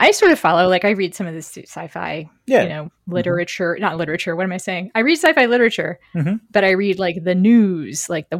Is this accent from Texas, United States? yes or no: yes; Texas, United States; moved away; On behalf of my home state, I am sorry.